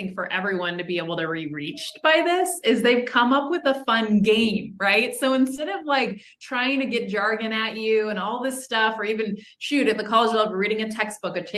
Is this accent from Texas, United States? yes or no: no; Southern California, United States; I'm from Southern California